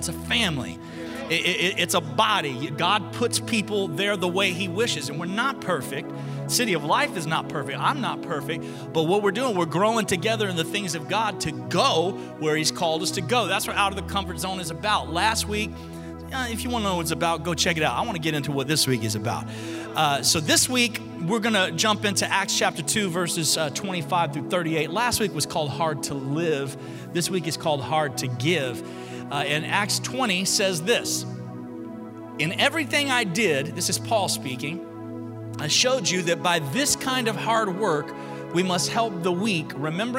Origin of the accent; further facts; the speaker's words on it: Alabama, United States; I'm from Alabama